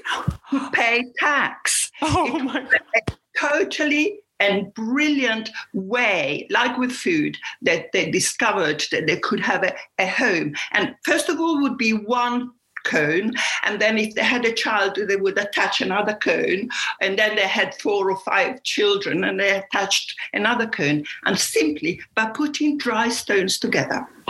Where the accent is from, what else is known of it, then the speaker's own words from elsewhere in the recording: Apulia, Italy; moved away; I am from Puglia